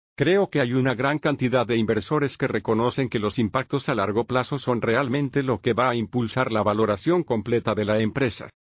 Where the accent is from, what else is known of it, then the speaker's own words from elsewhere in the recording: Venice, Florida, United States; nací y crecí en Venice, Florida